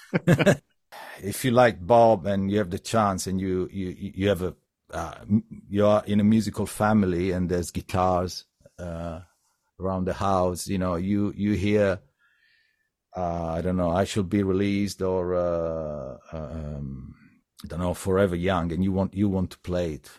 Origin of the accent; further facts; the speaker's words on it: Sardinia, Italy; I come from Sardinia